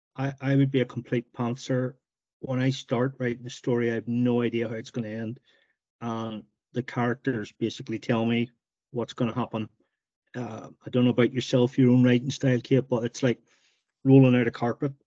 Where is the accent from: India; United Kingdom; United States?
United Kingdom; Northern Ireland; Growing up in Northern Ireland during the during the Troubles